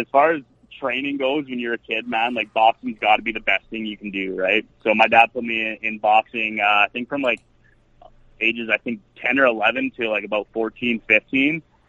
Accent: Edmonton, Alberta, Canada; Born and raised in Edmonton, minor hockey, White Mud West, and CAC and whatnot. So I'm just born and raised in Edmonton all the way through, and was finally able to get Ice Wars 2 going in my hometown.

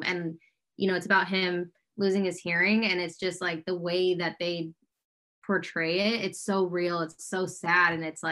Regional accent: Fox Lake, Illinois, United States; moved away as an adult; now in Los Angeles, United States; I'm from Fox Lake, Illinois, a little northern suburb of Chicago. I moved out to LA now like 14 years ago

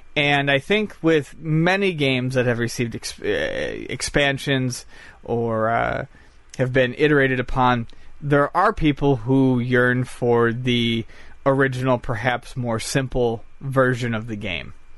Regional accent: Buffalo, New York, United States; moved away; I'm from Buffalo. I haven't been home in a year and a half

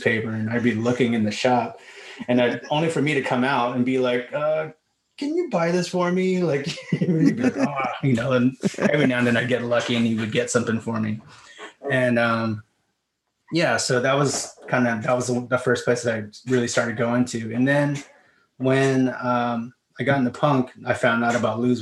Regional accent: Vista, California, United States; I grew up in Vista

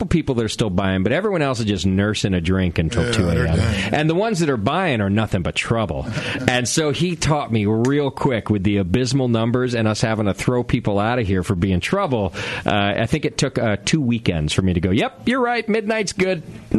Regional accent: Connecticut, United States; born or raised there; moved away

